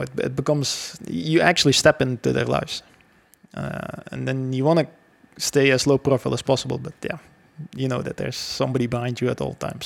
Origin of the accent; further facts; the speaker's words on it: Belgium; I grew up actually in Belgium my whole life